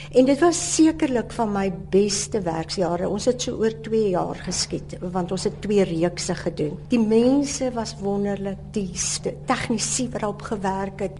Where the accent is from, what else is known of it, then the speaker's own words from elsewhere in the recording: Lynedoch, Western Cape, South Africa; Ek het op Lensburg groot geword